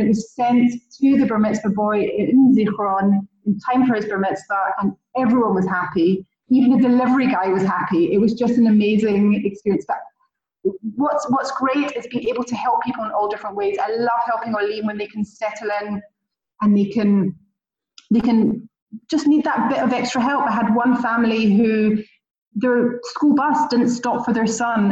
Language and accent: English; Scotland, United Kingdom; accent: Scottish; also born or lived in London; now in Israel; I made Aliyah 11 years ago from London, but you can hear from my accent. I'm actually Scottish, not English